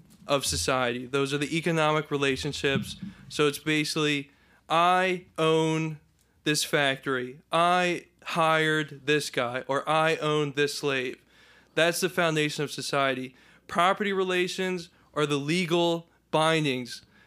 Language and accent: English; New Jersey, United States; I grew up in South Jersey